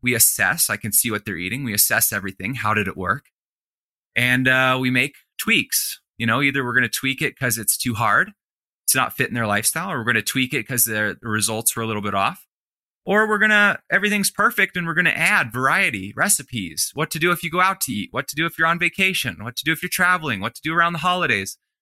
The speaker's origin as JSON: {"language": "English", "region": "Colorado", "country": "United States", "said": "in Colorado, in my home state"}